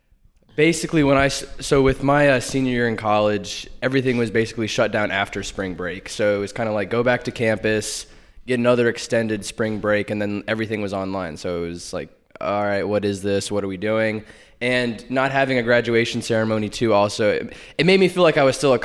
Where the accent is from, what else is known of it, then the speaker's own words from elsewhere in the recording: North Carolina, United States; moved away as an adult; also born or lived in New York; I've lived in North Carolina my whole life